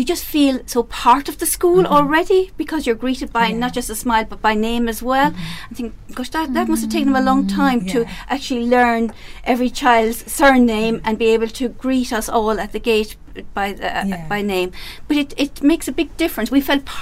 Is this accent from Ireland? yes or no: yes; Ireland